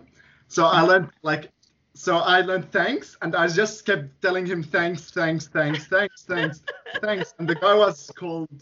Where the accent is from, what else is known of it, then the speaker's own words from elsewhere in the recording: Syria; English is a second language; also born or lived in Egypt; now in Australia; we didn't have that in Syria